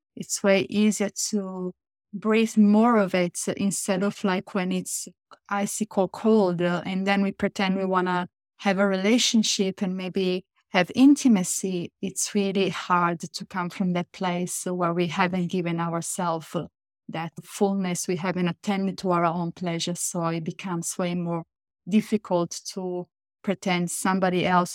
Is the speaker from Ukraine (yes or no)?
no; Italy; I come from Italy